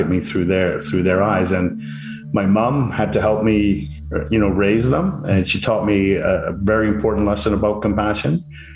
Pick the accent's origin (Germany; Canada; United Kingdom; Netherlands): Canada; now in Vancouver, Canada; I'm a Canadian living in Vancouver, British Columbia, and my ethnicity is English-Irish.